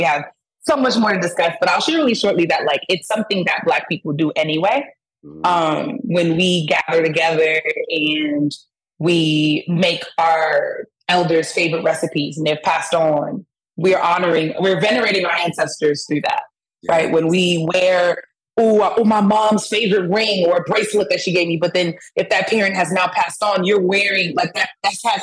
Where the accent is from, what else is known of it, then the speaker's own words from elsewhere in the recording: New York City, New York, United States; moved away as an adult; now in Atlanta, United States; I'm originally from Brooklyn, East New York to be specific.